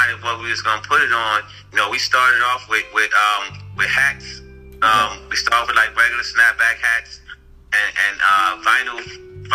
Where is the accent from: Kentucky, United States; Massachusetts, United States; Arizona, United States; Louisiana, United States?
Louisiana, United States; New Orleans; now in Atlanta, United States; I'm actually from New Orleans